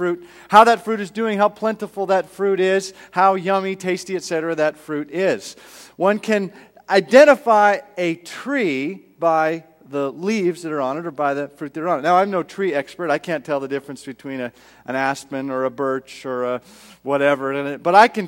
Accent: Edmonton, Alberta, Canada; I was from Canada. Grew up in Edmonton, straight north, all the way up.

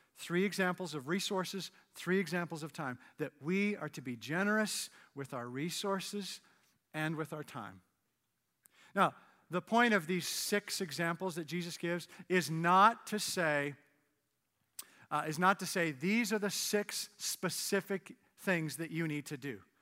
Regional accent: Canada; moved away as an adult; now in United States; I'm Canadian, and in two thousand four, I got my, my green card

